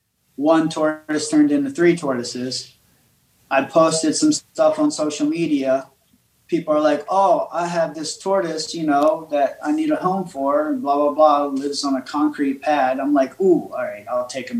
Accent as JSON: {"language": "English", "town": "Baltimore", "region": "Maryland", "country": "United States", "tie": "born or raised there", "also_born_or_lived": "Florida", "said": "I grew up in Baltimore, moved to Florida, lived on an island"}